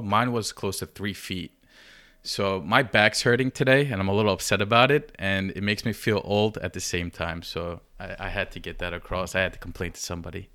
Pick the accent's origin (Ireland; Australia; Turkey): Turkey; Giresun; I'm from Gerasun